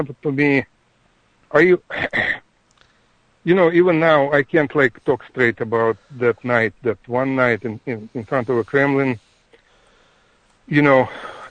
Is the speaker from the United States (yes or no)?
no; Ukraine; moved away; also born or lived in Russia; I'm from Ukraine myself. I'm a Ukrainian